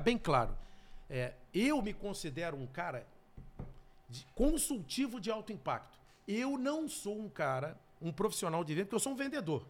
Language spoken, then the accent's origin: Portuguese; Rio de Janeiro, Brazil; eu morava no Rio, que eu sou carioca